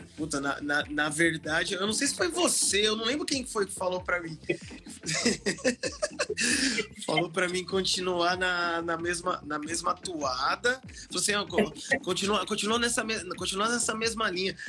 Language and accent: Portuguese; Osasco, São Paulo, Brazil; sou de Osasco, mano, sou de Osasco